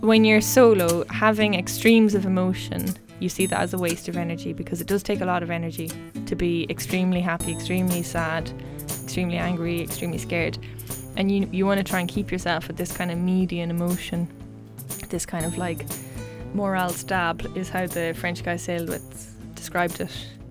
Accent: Westport, Connacht, Ireland; also born or lived in Galway; I am a proud Mayo woman. I grew up in Westport, um, County Mayo

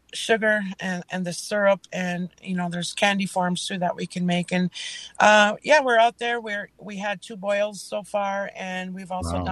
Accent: Leech Lake, Minnesota, United States; from Leech Lake

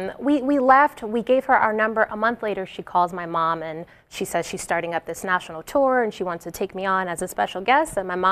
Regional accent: Jersey City, New Jersey, United States; I'm from Jersey. I was living in Jersey City at the time.

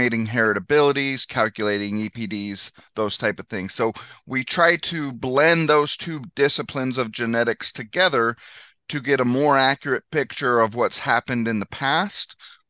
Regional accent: Northwest New Mexico, United States; moved away as an adult; now in Missouri, United States; I grew up in Northwest New Mexico

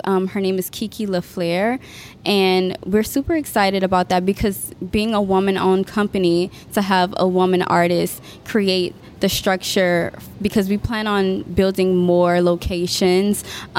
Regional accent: New Orleans, Louisiana, United States; I'm from New Orleans

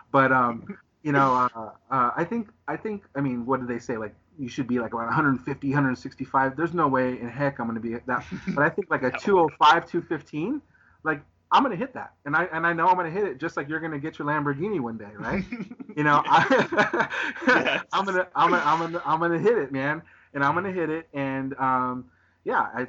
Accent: Southern California, United States; I'm from Southern California, so I live in Southern California.

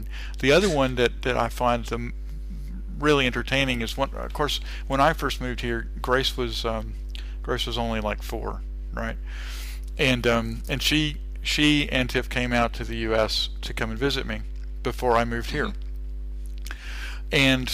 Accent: Texas, United States; accent: Texas; moved away as an adult; now in Australia; because I'm from Texas, right? And I'm always conscious about being a Texan

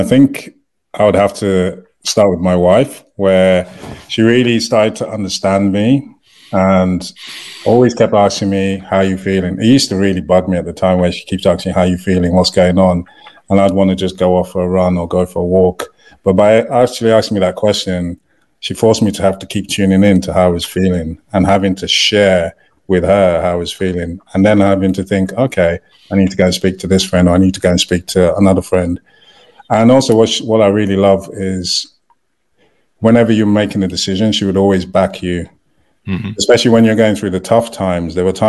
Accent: United Kingdom; moved away; So when I came over, and also I was having to wait to get my work permit and everything because I'm a British citizen, my wife was the only person that could work.

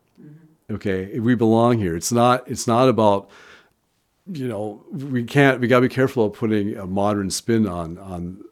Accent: Kansas, United States; Growing up in Kansas

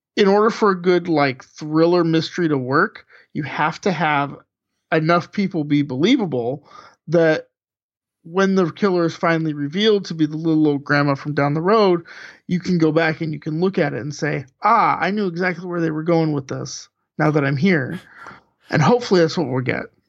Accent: United States

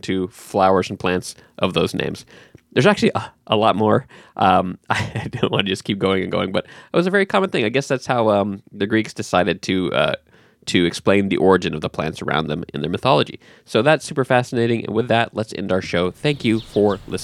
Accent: California, United States; moved away; I mostly grew up in California

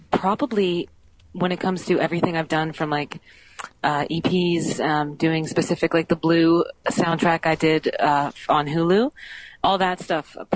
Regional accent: Canada; I'm Canadian.

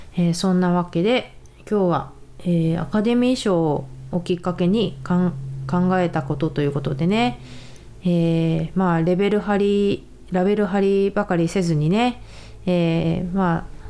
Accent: Japan; also born or lived in San Diego, United States; now in United States; 同じ日本から来たものとして、やっぱり日本人の選手はすごく応援する

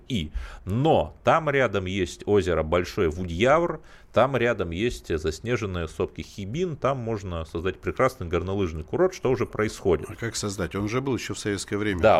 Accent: Cherepovets, Vologda Oblast, Russia; я сам родом из Череповца, это моногород, я помню, как э, трамвай, дребезжащее ведро с гвоздями

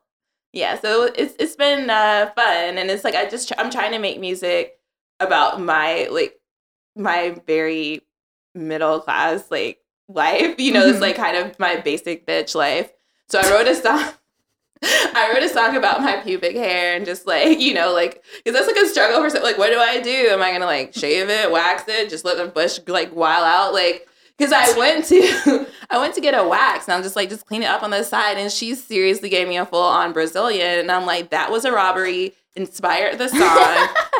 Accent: Charlotte, North Carolina, United States; In Charlotte, North Carolina.

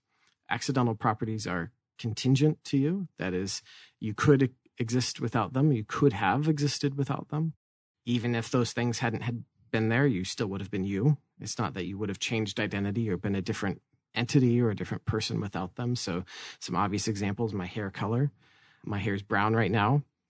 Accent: Tucson, Arizona, United States; born there; Well, hey, I was born in Tucson.

